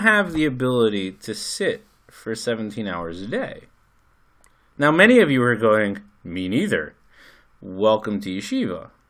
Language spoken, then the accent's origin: English; United States; now in Israel; I'm American